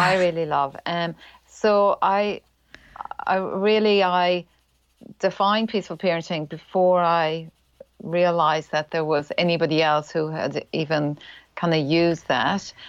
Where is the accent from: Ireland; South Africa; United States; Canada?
Ireland; accent: Irish; moved away as an adult; now in New Zealand; I'm Irish. That's the accent.